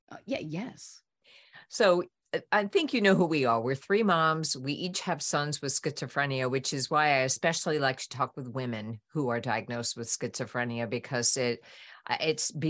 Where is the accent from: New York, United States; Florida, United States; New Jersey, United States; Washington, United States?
New York, United States; I'm a New Yorker too.